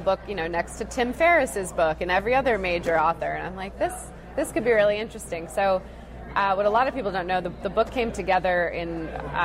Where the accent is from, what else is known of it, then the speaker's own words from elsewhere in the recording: Massachusetts, United States; growing up in Massachusetts